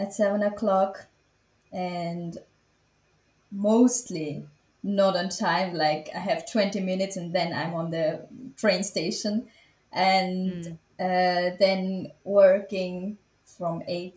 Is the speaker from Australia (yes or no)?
no; Switzerland; I was born and raised in Switzerland, and my parents are Tamil